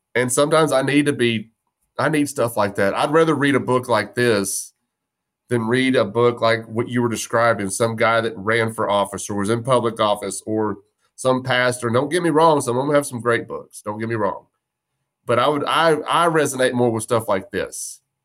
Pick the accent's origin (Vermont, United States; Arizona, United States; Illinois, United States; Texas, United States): Texas, United States; West; I'm from West Texas. There's no trees. We chased horny toads and, and ran from rattlesnakes.